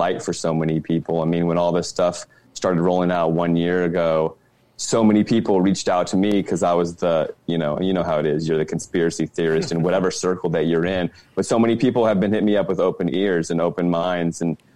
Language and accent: English; D.C., Virginia, United States; moved away as an adult; also born or lived in California; I grew up in Virginia, right outside Washington, D.C.